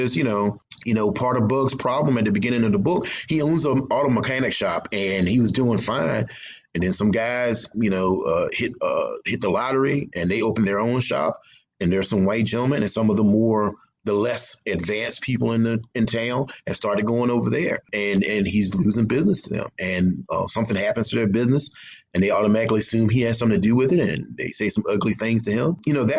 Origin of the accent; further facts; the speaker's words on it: the South, United States; I think the South, growing up in the South, like I said before, I love the South. I'm not ashamed to be from the South.